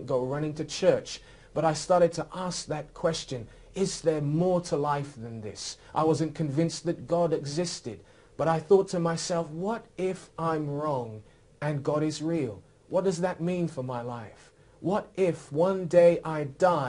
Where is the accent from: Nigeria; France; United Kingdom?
United Kingdom; Oxford, South East England; I was raised here in Oxford